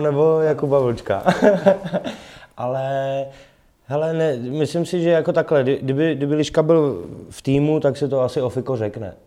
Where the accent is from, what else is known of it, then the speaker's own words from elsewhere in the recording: Prague, Czechia; já jsem Pražák rodilej